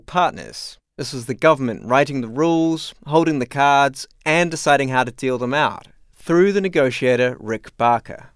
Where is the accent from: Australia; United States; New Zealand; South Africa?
New Zealand; being a New Zealander like myself.